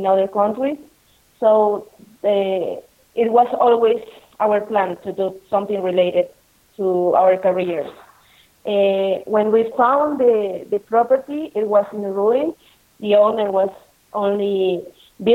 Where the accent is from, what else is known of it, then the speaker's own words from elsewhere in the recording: Lima, Peru; moved away as an adult; now in Ollantaytambo, Peru; we are original from Lima